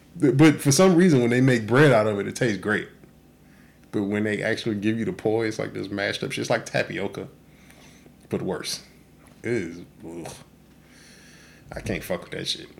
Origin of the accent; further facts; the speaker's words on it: Texas, United States; now in Oahu, United States; I grew up in Texas